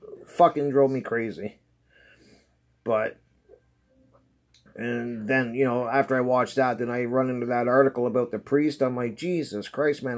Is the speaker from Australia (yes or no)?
no; Canada; I'm Canadian